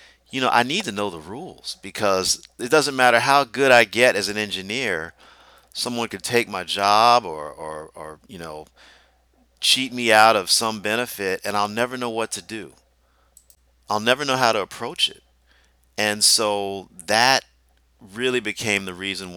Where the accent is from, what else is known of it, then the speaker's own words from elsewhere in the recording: Deep South, United States; I grew up in the Deep South